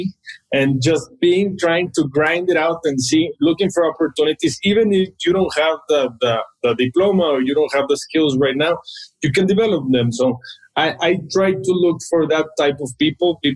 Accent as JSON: {"language": "English", "town": "Monterrey", "region": "Nuevo León", "country": "Mexico", "tie": "born or raised there", "said": "I grew up in Monterrey, and when I was little, you could buy a house maybe for 1 or 2 million pesos."}